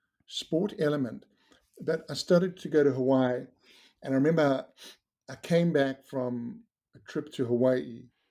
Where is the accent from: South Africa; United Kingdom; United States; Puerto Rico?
South Africa; You know, growing up in South Africa, it was very sporty. Surfing was sporty.